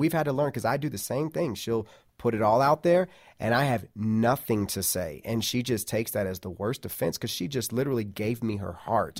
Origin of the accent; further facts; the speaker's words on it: Midwest, United States; we grew up in the Midwest.